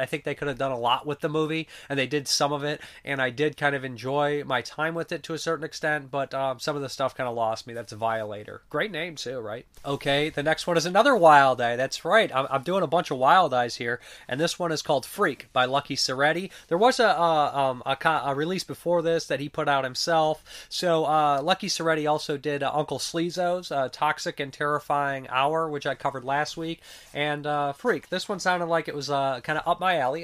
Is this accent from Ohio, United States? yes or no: yes; Ohio, United States; I'm from Ohio